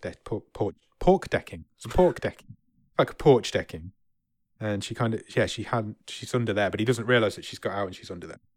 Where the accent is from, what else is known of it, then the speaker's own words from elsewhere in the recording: England, United Kingdom; I'm English